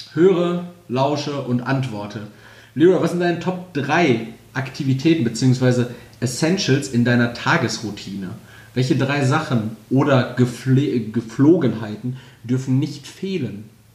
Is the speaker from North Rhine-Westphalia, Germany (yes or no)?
yes; Castrop-Rauxel, North Rhine-Westphalia, Germany; bei uns in Kastrop